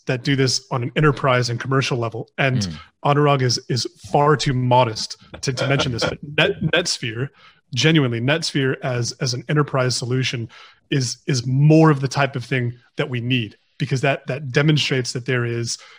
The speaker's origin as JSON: {"language": "English", "country": "United States", "moved": "yes", "lives_now": "United Kingdom", "said": "I'm American. I'm an American citizen"}